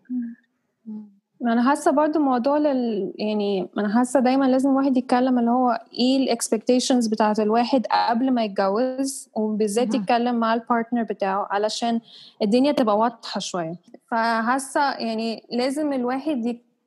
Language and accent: Arabic; Egypt; وأنا مصرية، بس عندي عرق إنجليزي